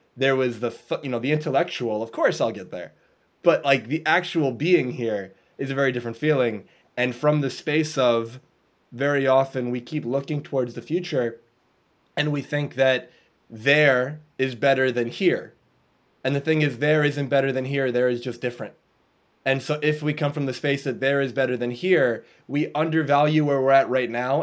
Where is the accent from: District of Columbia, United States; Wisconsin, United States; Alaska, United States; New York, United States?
New York, United States; I'm from New York in the U.S.